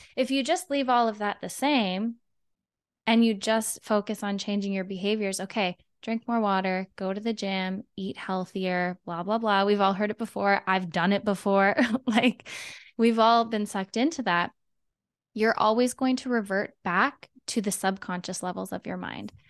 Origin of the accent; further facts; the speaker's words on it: Canada; I am from Canada.